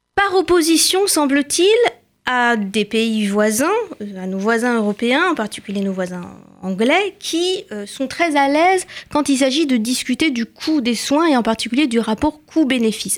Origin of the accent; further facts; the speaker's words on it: France; Chez nous, en France